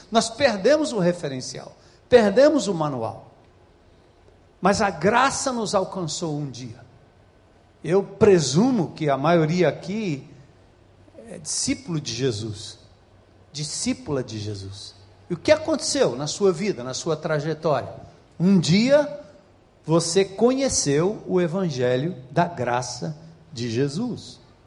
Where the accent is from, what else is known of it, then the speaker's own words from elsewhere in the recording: São Paulo, Brazil; moved away as an adult; now in Ceará, Brazil; nascido e criado em São Paulo